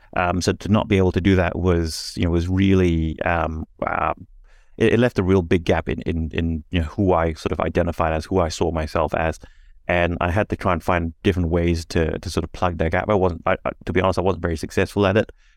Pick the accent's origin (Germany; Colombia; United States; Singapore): Singapore; now in Australia; I was born and raised in Singapore